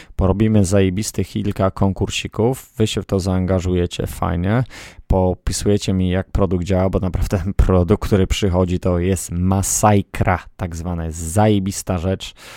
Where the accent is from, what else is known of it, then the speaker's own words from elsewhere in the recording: Poland; moved away; Ja z Polski jestem